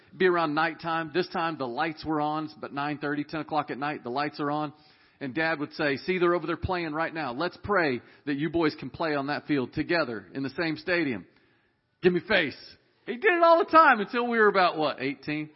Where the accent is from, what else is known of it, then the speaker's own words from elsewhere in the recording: Dallas, Texas, United States; We were raised in Dallas, Texas